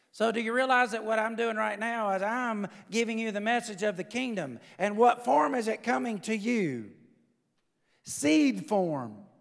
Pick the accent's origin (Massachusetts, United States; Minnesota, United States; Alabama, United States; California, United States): Alabama, United States; the South; I'm from the South.